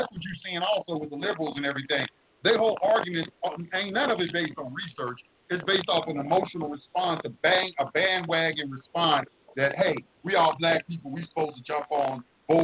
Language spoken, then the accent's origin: English; Dallas, Texas, United States; moved away; also born or lived in Atlanta; I'm from Oak Cliff in Dallas, Texas, and I've been around my people